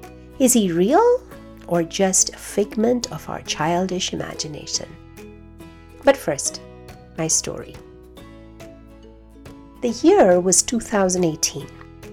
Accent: India; also born or lived in Kuwait; growing up in India and in Kuwait.

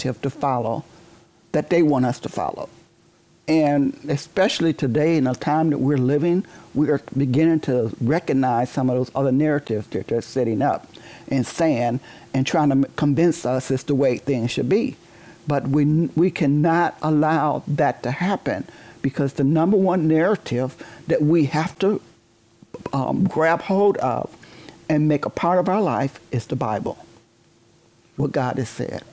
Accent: Detroit, Michigan, United States; I was born in Detroit, and I grew up in Detroit.

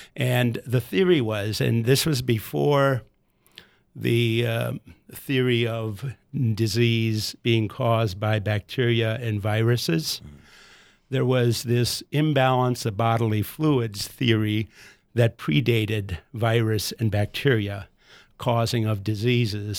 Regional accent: United States; us as American boys.

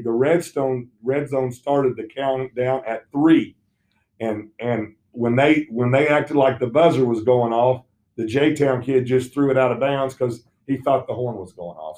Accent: Southern Indiana, United States; moved away; I grew up in Southern Indiana

